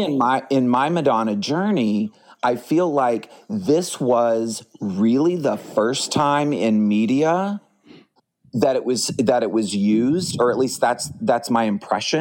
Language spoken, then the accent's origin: English; Dallas, Texas, United States; now in Houston, United States; you were in Dallas, which is where I'm originally from